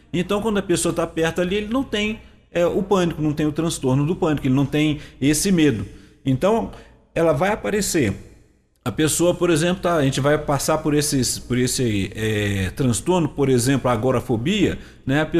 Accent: Rio de Janeiro, Brazil; vim lá do interior do Rio

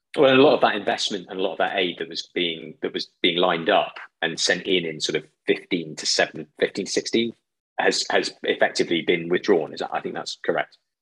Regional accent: United Kingdom; a British citizen

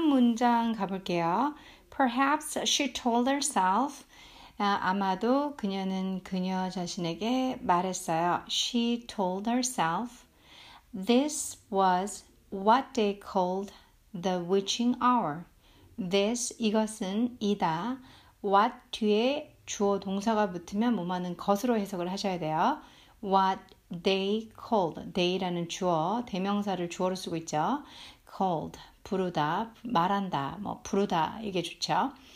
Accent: South Korea; first language Korean; 한국 사람, 저는 모국어 한국말이니까

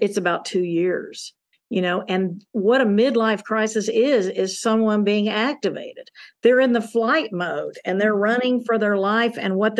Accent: the South, United States; You know, I grew up in Southern United States

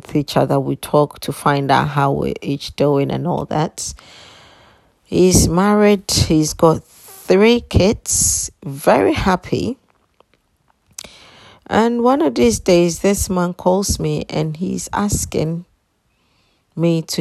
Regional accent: Ghana; I was born in Ghana

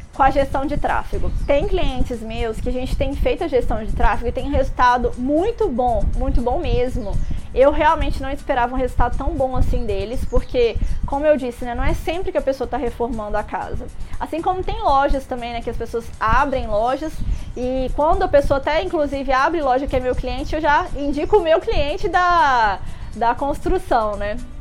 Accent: Minas Gerais, Brazil; now in Rio de Janeiro, Brazil; Eu sou mineira

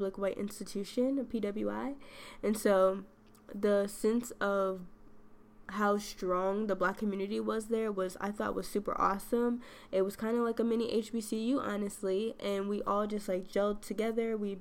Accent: western suburbs of Chicago, Illinois, United States; moved away as an adult; western suburbs is where I grew up

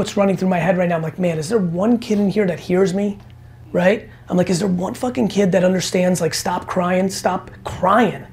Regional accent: New Jersey, United States; also born or lived in Belarus / Queens, New York; growing up in New Jersey

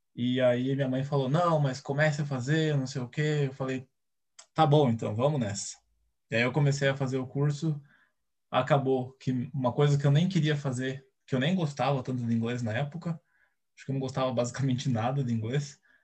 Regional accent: Brazil; Eu nunca fui nem para o Paraguai, então eu nunca saí do Brasil de jeito nenhum

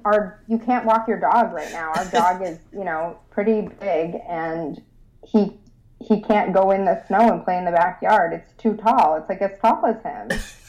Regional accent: Rochester, New York, United States; I'm from Rochester. Oh, are you? Yeah. Born and raised.

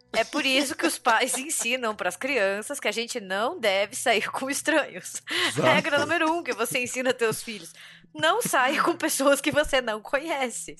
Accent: Curitiba, Paraná, Brazil; Eu nasci e cresci em Curitiba

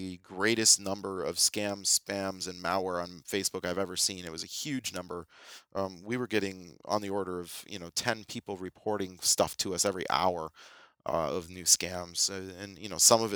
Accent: United States; now in Canada; me being American

